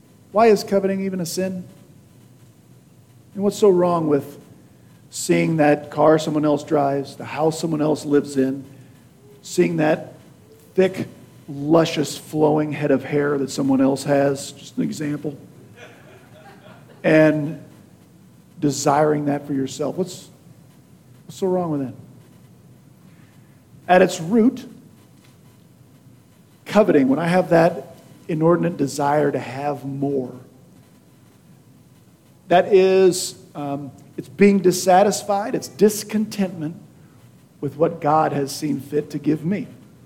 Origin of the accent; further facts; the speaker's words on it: Beloit, Kansas, United States; in my hometown of Beloit, Kansas